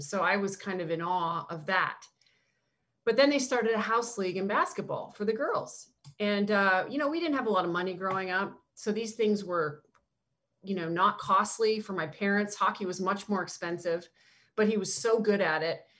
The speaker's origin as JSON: {"language": "English", "country": "Canada", "tie": "born or raised there", "moved": "yes", "said": "growing up in Canada, I was such a Blue Jays fan"}